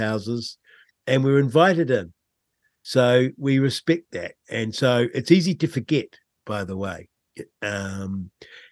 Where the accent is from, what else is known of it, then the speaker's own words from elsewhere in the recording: Rangiora, Canterbury, New Zealand; I grew up in Rangura, just north of Christchurch